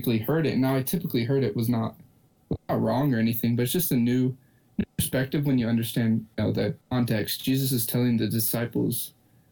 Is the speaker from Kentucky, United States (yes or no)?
yes; Lexington, Kentucky, United States; I'm from Lexington in Kentucky